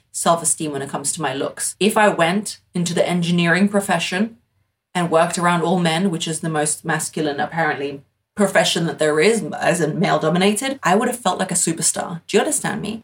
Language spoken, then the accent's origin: English; United Kingdom; I'm British